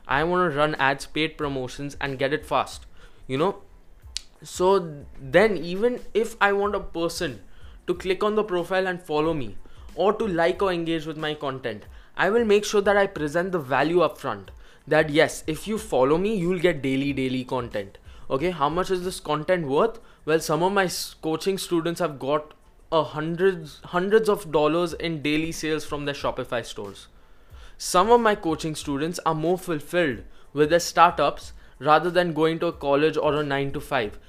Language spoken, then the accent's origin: English; India; I personally am from India